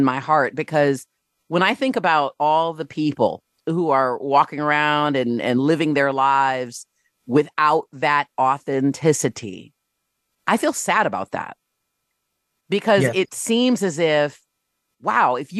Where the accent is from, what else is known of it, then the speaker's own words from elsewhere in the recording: Rochester Hills, Michigan, United States; my experience growing up in Rochester Hills, Michigan